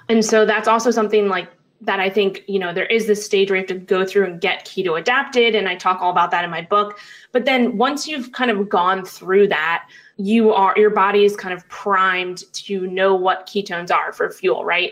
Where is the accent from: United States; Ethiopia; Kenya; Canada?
United States; New York City, New York; So I grew up in Manhattan, New York. That's where I'm originally from